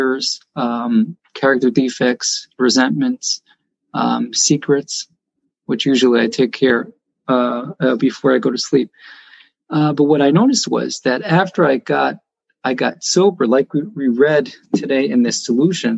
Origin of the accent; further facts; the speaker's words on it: Jerusalem, Jerusalem District, Israel; now in Beit Shemesh, Israel; I was born and raised in Jerusalem, but after I got married, I lived in Beit Shemesh